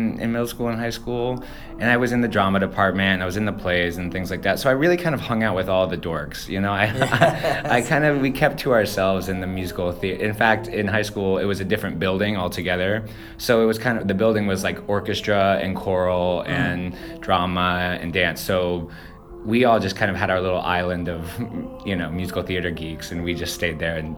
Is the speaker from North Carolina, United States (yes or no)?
yes; Cary, North Carolina, United States; also born or lived in Houston / Florida; I am from North Carolina, Raleigh, just outside in a small town called Cary. I mean, I was born in Houston, Texas, and we moved around a little bit, lived in Florida for a second. But yeah, Raleigh is home.